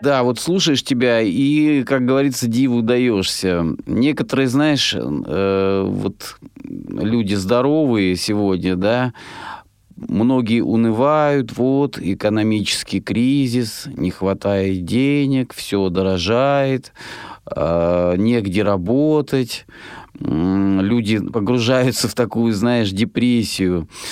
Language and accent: Russian; Rostov Oblast, Russia; я сам из Ростовской области